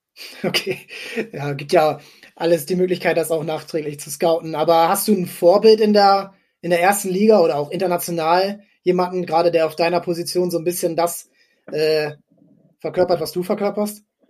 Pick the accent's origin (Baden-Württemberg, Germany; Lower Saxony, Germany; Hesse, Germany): Lower Saxony, Germany; near Fredenbeck, Stade district; Fredenberg ist, ähm, kommt aus meiner Heimat, also ich bin zehn Kilometer davon aufgewachsen